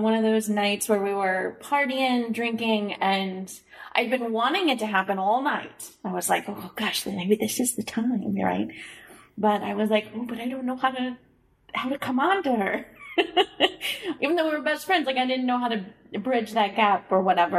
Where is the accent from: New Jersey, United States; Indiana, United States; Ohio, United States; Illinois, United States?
Illinois, United States; Springfield; moved away; also born or lived in Chicago; I'm from Springfield, Illinois